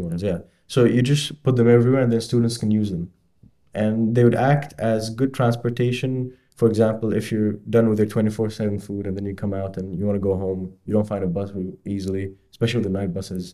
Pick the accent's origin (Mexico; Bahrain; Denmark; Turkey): Bahrain; moved away as an adult; now in Edinburgh, United Kingdom; I'm from Bahrain